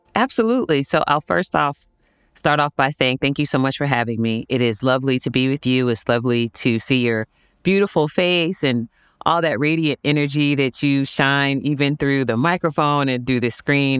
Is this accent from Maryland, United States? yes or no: no; Virginia Beach, Virginia, United States; I grew up in Virginia Beach, Virginia